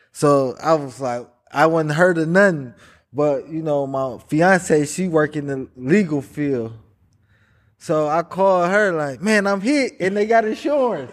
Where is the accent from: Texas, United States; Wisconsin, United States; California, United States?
Wisconsin, United States; Milwaukee; Born and raised in Milwaukee.